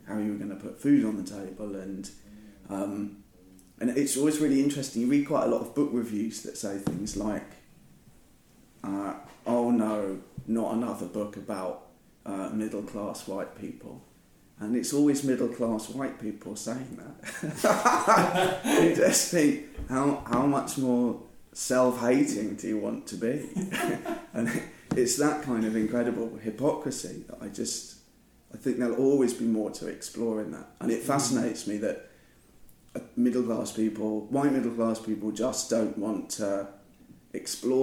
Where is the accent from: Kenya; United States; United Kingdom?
United Kingdom; I'm a British writer